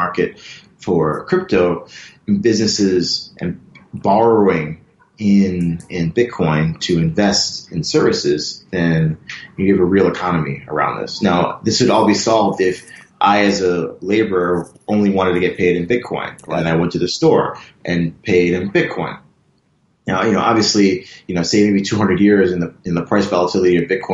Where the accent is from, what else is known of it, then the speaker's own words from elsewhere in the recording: Buffalo, New York, United States; moved away as an adult; also born or lived in Philadelphia; now in Hong Kong; I'm from Buffalo, New York, which is a small town near Toronto, across the border